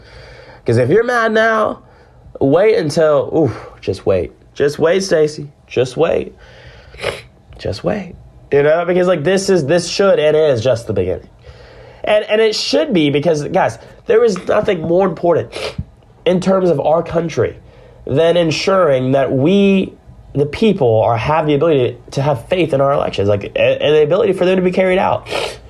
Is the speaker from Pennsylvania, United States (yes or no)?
no; Augusta, Georgia, United States; moved away as an adult; also born or lived in Alabama; I am from Georgia. Literally, born and raised in Augusta, home of the Masters